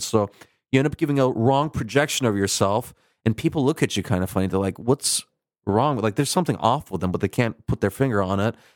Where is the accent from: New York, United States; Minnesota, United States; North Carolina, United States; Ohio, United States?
Minnesota, United States; born or raised there; accent: Midwestern Turkish twang; also born or lived in Turkey